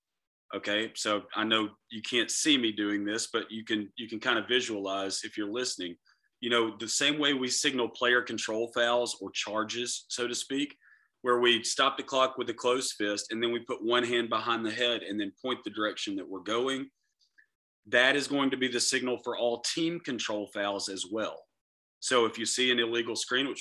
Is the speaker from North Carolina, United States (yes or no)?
no; Florida, United States; also born or lived in Lakeland, Florida; I'm from Florida. Lakeland, Florida is where I live